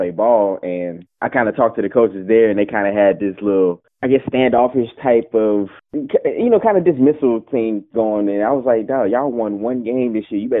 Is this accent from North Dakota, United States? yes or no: no; Beaumont, Texas, United States; now in Dallas, United States; Uh Beaumont, Texas.